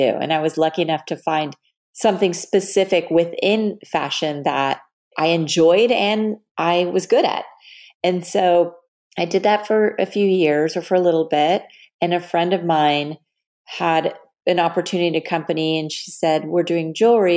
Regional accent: Dallas, Texas, United States; moved away as an adult; also born or lived in Los Angeles; I grew up in Texas, in Dallas

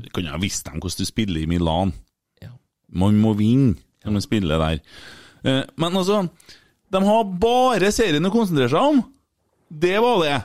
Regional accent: Bjugn, Trøndelag, Norway; jeg er jo fra Bjugn, og det er jo lenger og lenger ut

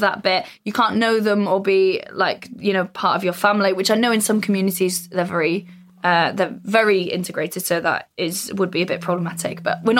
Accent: North Wales, United Kingdom; I'm from North Wales.

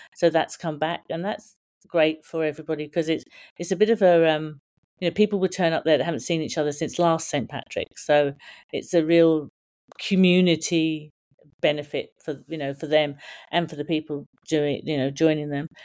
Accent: Brighton, South East England, United Kingdom; also born or lived in Cork; now in Sydney, Australia; Me and my four sisters were all born, um, down south, so we were all sort of Brighton area, so we all come from the Brighton area

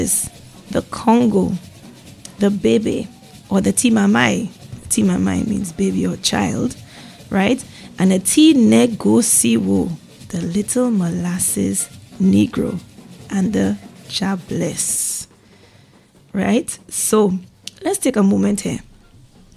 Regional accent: St. Lucia; growing up in St. Lucia

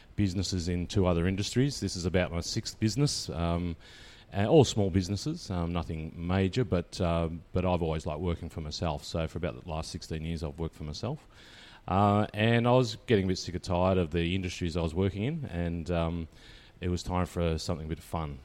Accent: Bendigo, Victoria, Australia; I grew up in Bendigo

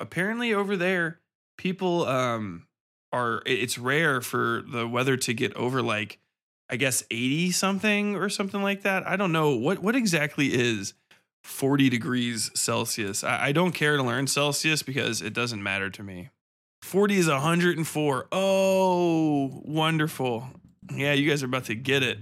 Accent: Cincinnati, Ohio, United States; I grew up in Cincinnati even, and it just gets hot where I am, uh, in the Midwest.

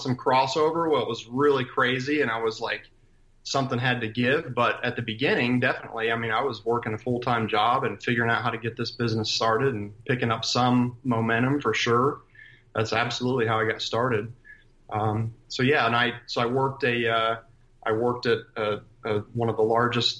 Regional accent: Columbus, Ohio, United States; also born or lived in Cleveland, Ohio; I'm, born and raised in Columbus, Ohio

